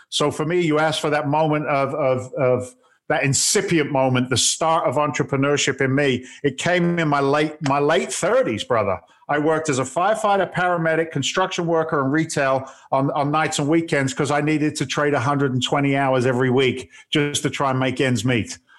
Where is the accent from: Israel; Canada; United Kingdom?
United Kingdom; England; now in United States; I'm actually an immigrant to the states. I came over from England back in 1986